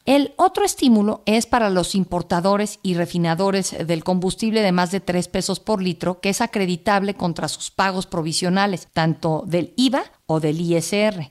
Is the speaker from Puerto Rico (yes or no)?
no; Mexico; como mexicanos